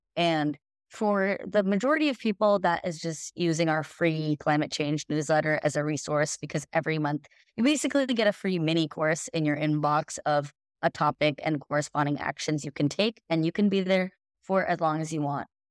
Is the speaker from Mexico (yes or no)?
no; India; moved away; I'm an Indian woman, and I also immigrated from India